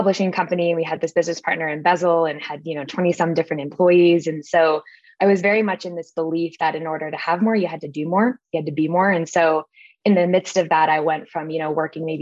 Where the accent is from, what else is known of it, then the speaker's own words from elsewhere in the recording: Connecticut, United States; I grew up in Connecticut on the East Coast